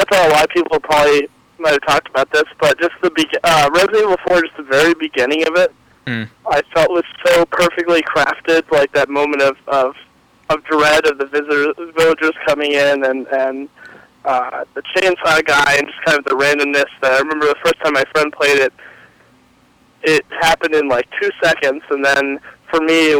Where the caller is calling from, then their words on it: Massachusetts, United States; from Massachusetts.